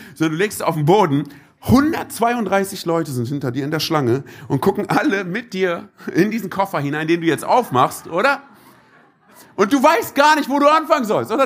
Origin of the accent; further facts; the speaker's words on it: Berlin, Germany; bin gebürtiger Berliner.